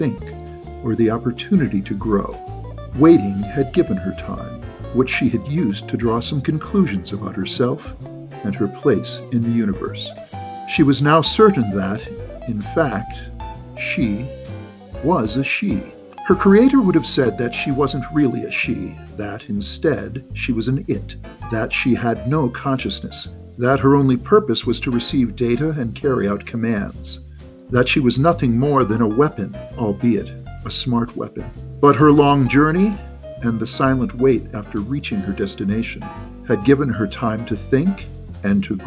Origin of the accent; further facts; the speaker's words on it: United States; I'm a hugely patriotic American